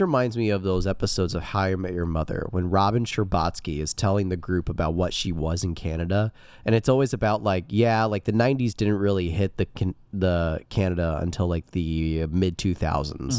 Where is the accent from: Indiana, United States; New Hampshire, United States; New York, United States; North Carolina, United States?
Indiana, United States; I'm a Hoosier